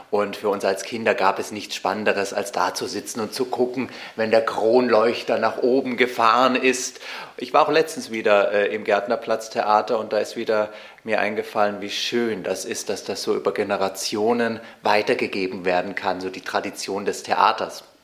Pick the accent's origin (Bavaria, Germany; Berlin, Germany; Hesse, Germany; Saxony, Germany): Bavaria, Germany; Munich; born there; Also ich bin ein waschechtes Münchner Kindl, geboren am 8. Januar.